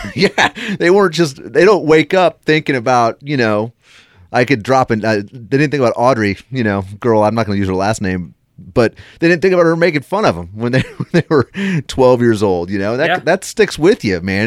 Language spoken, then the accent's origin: English; United States; we grew up in United States